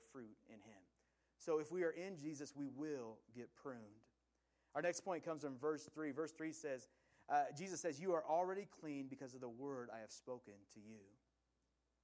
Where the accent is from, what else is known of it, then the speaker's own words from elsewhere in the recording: Willamette Valley, Oregon, United States; I grew up in the Willamette Valley, which is in Oregon